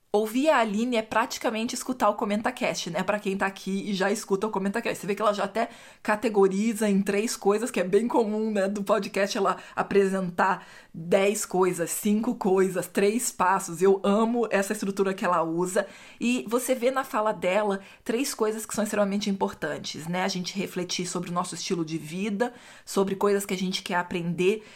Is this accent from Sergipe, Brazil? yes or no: no; Rio de Janeiro, Brazil; eu cresci no Rio de Janeiro